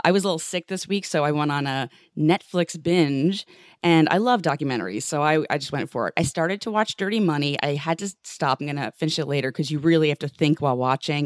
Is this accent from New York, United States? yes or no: yes; New York City, New York, United States; I grew up in New York City